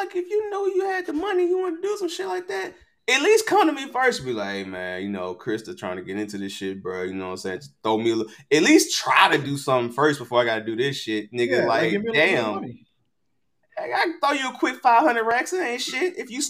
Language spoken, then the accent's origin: English; Los Angeles, California, United States; I ain't from Compton. I'm from South Central